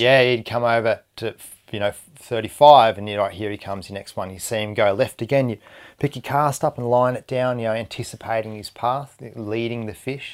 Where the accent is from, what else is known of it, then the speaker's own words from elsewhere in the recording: Hobart, Tasmania, Australia; moved away as an adult; also born or lived in Indonesia / Airlie Beach / Italy; now in New South Wales, Australia; born and bred in Tasmania